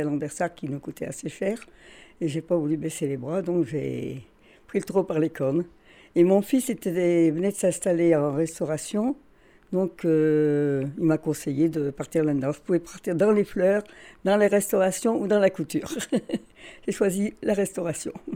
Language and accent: French; Carvin, Hauts-de-France, France; je suis née à Carvin le 3 novembre 1929.